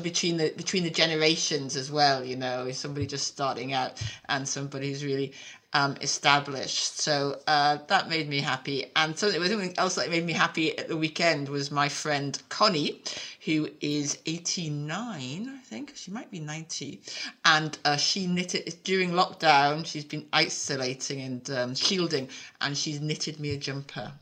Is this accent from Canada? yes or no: no; Newcastle upon Tyne, North East England, United Kingdom; moved away as an adult; also born or lived in London; growing up in Newcastle